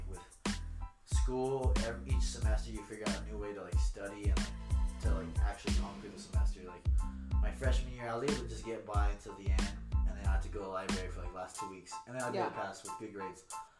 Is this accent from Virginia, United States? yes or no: no; Los Lunas, New Mexico, United States; I'm from Las Lunas.